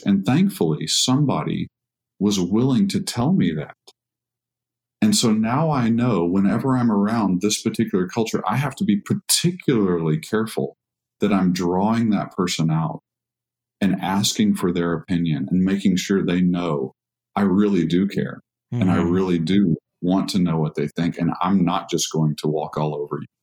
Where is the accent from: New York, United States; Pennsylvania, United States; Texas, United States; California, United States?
Texas, United States; I'm from Texas